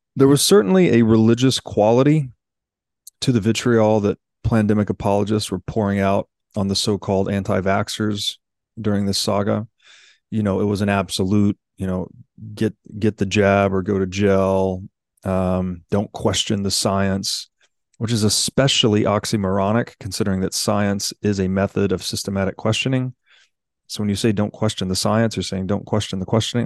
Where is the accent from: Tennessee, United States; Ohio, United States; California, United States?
Tennessee, United States; I grew up in Tennessee